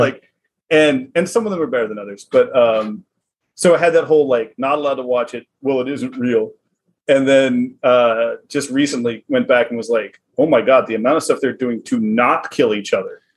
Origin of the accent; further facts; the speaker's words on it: the South, United States; accent: southern; my southern accent